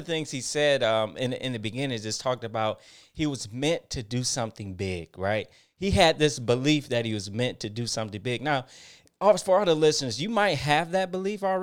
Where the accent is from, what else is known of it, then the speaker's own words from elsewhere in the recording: Detroit, Michigan, United States; I'm from Detroit, Michigan